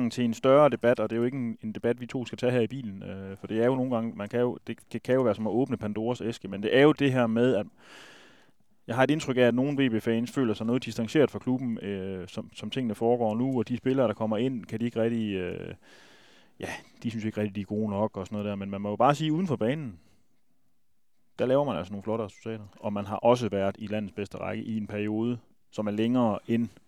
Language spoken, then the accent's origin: Danish; Jutland, Denmark; vi er jo fra Jylland